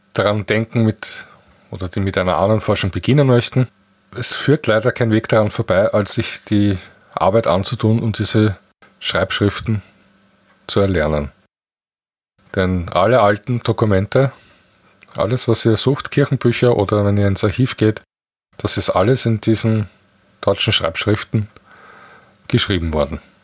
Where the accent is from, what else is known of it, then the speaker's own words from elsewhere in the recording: Austria; bei uns in Österreich